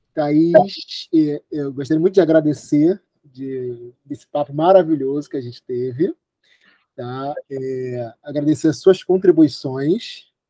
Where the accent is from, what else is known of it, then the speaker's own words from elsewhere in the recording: Rio de Janeiro, Brazil; sou do Rio de Janeiro